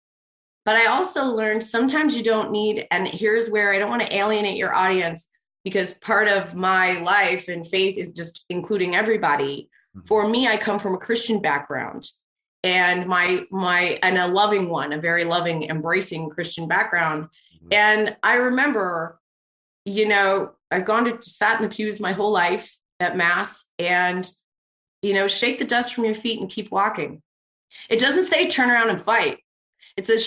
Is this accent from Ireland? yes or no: no; Canada; I'm Canadian.